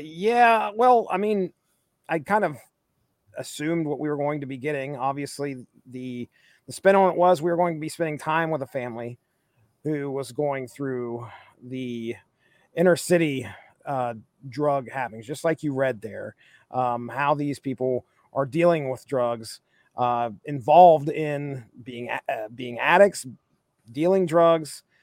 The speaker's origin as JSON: {"language": "English", "region": "Appalachia", "country": "United States", "tie": "born or raised there", "said": "I grew up in Appalachia"}